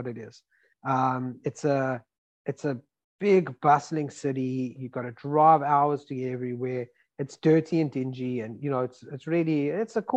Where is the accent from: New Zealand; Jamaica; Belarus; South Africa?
South Africa; now in United States; I'm from South Africa